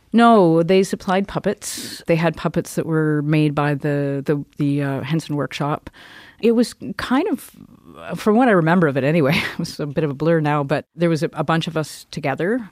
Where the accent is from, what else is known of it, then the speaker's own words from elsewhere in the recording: Cranbrook, British Columbia, Canada; also born or lived in Kimberley; I grew up in Cranbrook. I was born in Kimberley. I grew up in Cranbrook